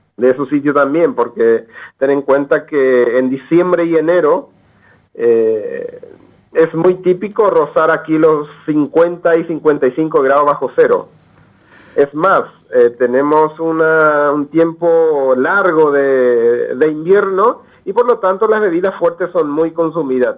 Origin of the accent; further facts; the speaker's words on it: Paraguay; moved away as an adult; also born or lived in Manitoba, Canada / Europe; now in Alberta, Canada; yo vengo del campesino de la, del Paraguay profundo, eh, nací en el campo, soy del campo